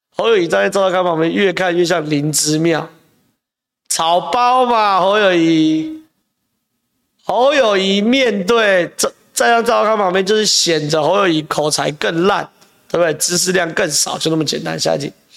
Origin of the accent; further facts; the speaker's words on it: Zhonghe, New Taipei, Taiwan; 我在中和长大啊